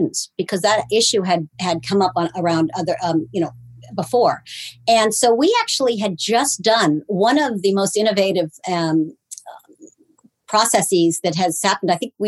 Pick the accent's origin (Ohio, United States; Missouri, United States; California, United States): California, United States; now in Tacoma, United States; I was a transplant from California.